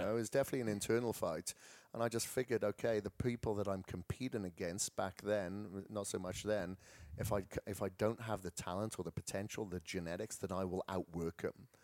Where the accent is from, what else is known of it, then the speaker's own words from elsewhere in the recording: Wales, United Kingdom; moved away; I come from Wales